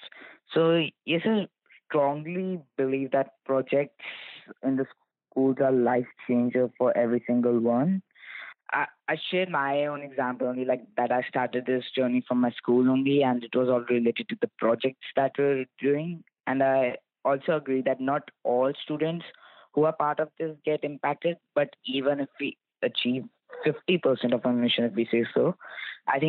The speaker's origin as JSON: {"language": "English", "country": "India", "moved": "yes", "lives_now": "Canada", "said": "I'm from India and currently living in Canada."}